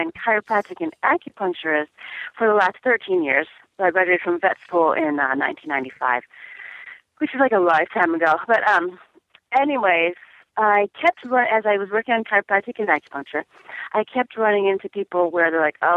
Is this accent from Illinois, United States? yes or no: yes; Chicago, Illinois, United States; I grew up in Chicago, and I have a lot of relatives.